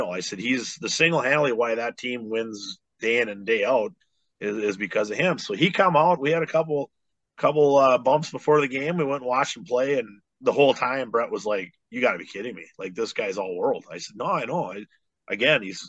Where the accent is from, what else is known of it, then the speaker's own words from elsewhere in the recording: Bismarck, North Dakota, United States; also born or lived in Duluth, Minnesota; my hometown of Bismarck